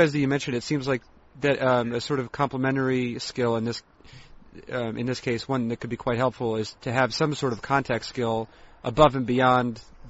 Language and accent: English; East Coast, United States; moved away; also born or lived in Seattle / Montana; I know that in the East, when I grew up in the East Coast, and Twizzlers were the more famous.